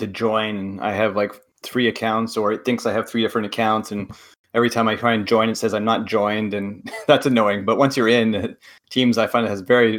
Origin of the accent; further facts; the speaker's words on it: Quebec, Canada; moved away; I don't live in Montreal, but I go there every summer when it's possible, since I grew up in Quebec